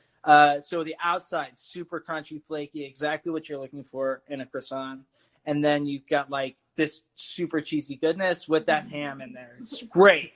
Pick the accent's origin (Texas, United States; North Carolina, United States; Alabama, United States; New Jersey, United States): Texas, United States; Keller; moved away; I'm from Fort Worth, okay. Texas, specifically Keller, which is North Texas